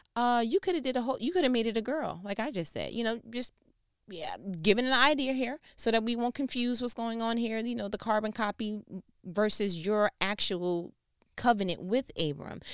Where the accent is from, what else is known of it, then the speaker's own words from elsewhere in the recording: New York, United States; I'm from New York.